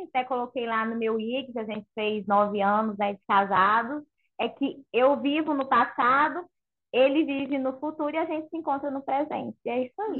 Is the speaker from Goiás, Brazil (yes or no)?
yes; Goiânia, Goiás, Brazil; Goiânia é quente, gente. Eu sou de Goiânia